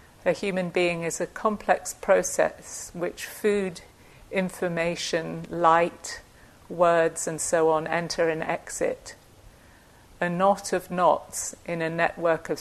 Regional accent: United Kingdom; I'm British

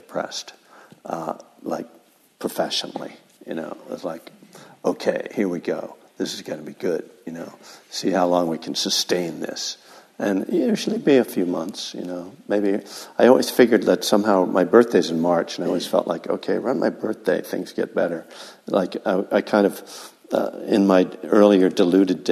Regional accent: East Coast, United States; now in California, United States; I'm from the East Coast

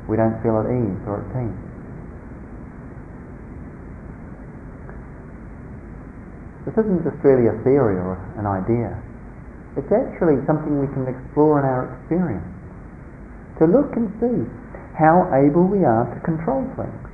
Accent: New Zealand; growing up in New Zealand in a small, very conservative country town

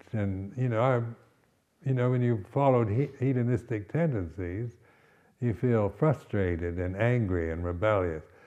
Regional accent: West Coast of the United States, United States; moved away as an adult; also born or lived in Berkeley, United States / Malaysia / Thailand / India; now in England; I'm from the West Coast of the United States

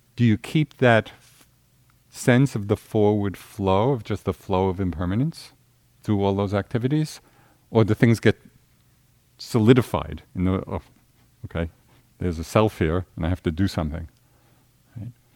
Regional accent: Central Massachusetts, United States; I'm from Central Mass.

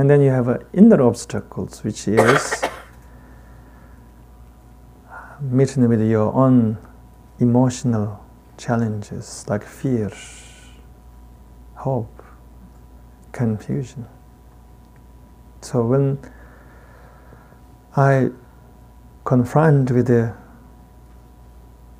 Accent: Tibet, China; accent: heavy Tibetan; English is a second language; I got a heavy Tibetan accent.

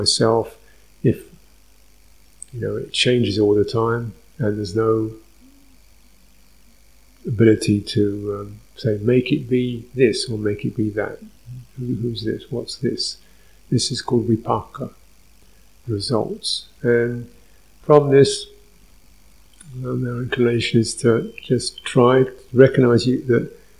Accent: London, United Kingdom; I was born in North London, little sort of dumpy place in North London, going to a dumpy little junior school, kicking around the playground

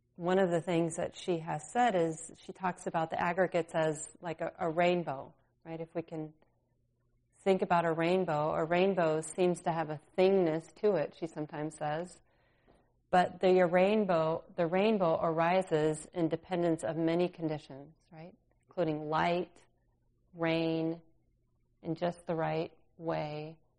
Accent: California, United States; now in Minnesota, United States; I grew up in California

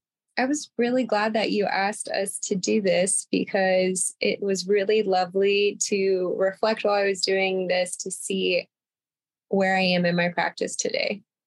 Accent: United States; growing up in American society, where if you talk about yourself at all, then you are egotistical and you are selfish and you aren't thinking about others. And then a double whammy of that is I was raised in a Southern Baptist cult

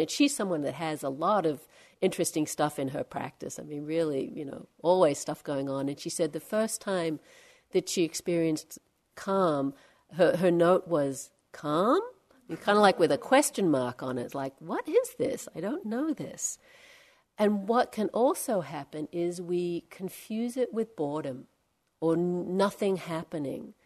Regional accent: Australia; also born or lived in India; now in California, United States; I'm from Australia, and we have very different birds there

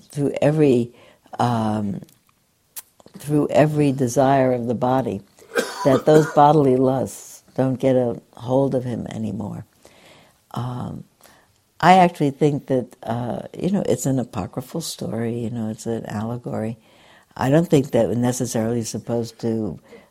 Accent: New York City, New York, United States; I grew up in New York City where people had one or another Sabbath

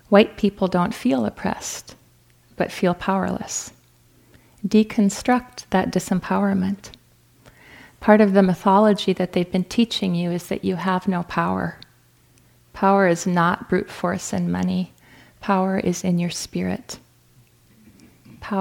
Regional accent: North Dakota, United States; moved away; I'm from North Dakota, so I appreciate how cold North Dakota gets

